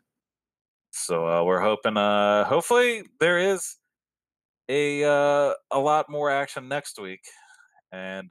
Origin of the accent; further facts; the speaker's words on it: United States; I am also American.